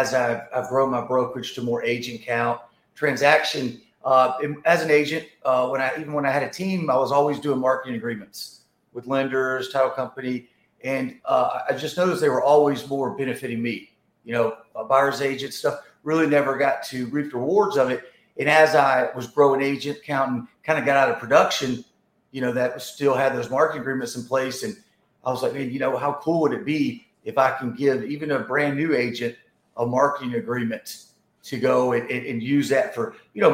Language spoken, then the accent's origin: English; Atlanta, Georgia, United States; also born or lived in Dallas; I'm from Atlanta, Georgia